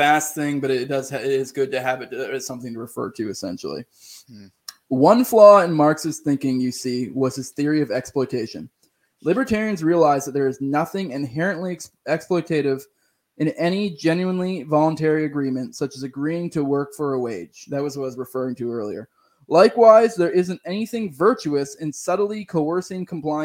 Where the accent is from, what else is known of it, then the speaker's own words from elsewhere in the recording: Maine, United States; moved away; I'm originally from Maine